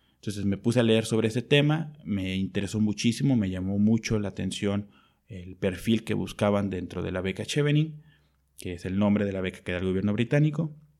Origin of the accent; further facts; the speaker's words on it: Mexico; also born or lived in Mexico City / United Kingdom; soy médico y soy de México